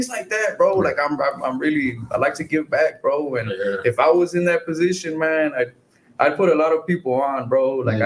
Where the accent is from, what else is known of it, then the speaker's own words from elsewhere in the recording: La Feria, Texas, United States; I'm from La Feria originally